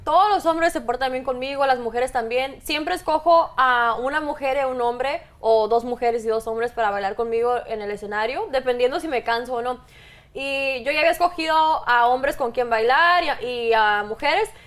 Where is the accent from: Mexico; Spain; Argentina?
Mexico; yo soy mexicana